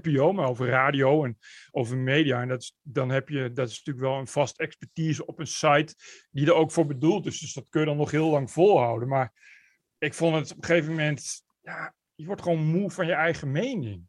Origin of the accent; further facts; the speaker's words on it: Netherlands; moved away as an adult; also born or lived in Amsterdam; als Nederlander